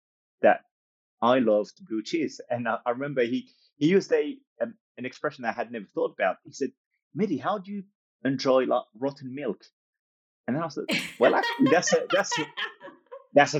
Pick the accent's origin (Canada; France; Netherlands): France; moved away as an adult; also born or lived in United States / Australia / Africa; now in United Kingdom; My background is North African, but I was born and raised in France and lived in the US, lived in Australia, lived in Africa, lived in the UK where I'm currently based.